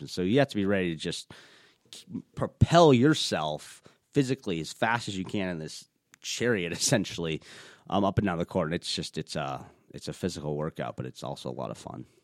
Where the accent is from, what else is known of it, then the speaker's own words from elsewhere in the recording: Minnesota, United States; I was born here in Minnesota